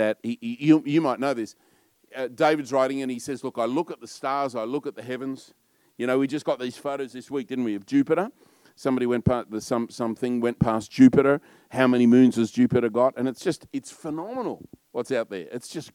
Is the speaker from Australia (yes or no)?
yes; Australia; I'm probably a bit loud and a bit Australian